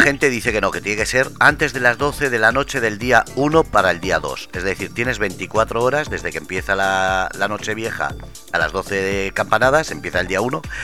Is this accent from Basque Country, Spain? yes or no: yes; Ermua, Basque Country, Spain; en Euskadi, eh, por ejemplo, en mi pueblo, en Hermoa